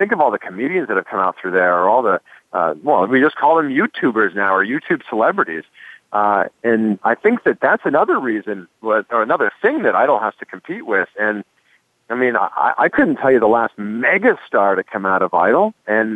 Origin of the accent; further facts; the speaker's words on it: Toronto, Ontario, Canada; moved away; I'm originally from Toronto